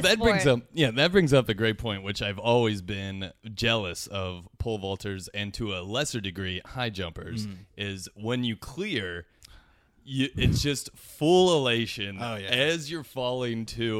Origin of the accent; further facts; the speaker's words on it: Ohio, United States; I grew up in Ohio, and the Ohio High School Athletic Association made it mandatory to wear helmets for a couple of years.